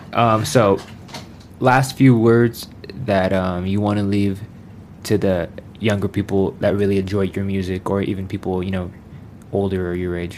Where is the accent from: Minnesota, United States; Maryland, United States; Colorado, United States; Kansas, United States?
Colorado, United States